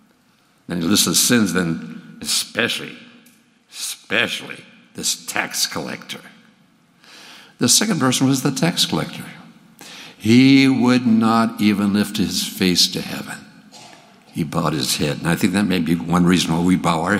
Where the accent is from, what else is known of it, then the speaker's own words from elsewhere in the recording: Minnesota, United States; now in Texas, United States; I grew up in Minnesota. And in 1951, Max and I moved down to Texas